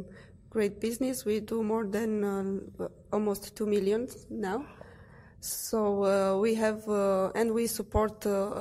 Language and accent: English; Romania; English is a second language; also born or lived in Brasov, Romania; Yes, so we live in Romania, in Brasov, in the middle of Romania, and we started like 3 years and ASM 4 mm-hmm. ago. 3 years ago, and we started without knowing the language. We didn't speak English